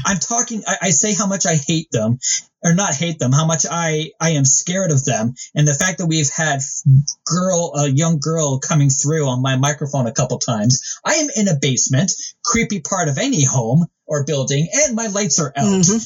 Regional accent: Canada; being Canadian

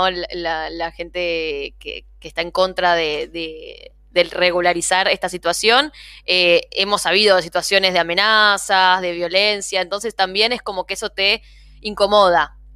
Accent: Buenos Aires Province, Argentina; No soy de porteña yo. Yo le vengo al conurbano

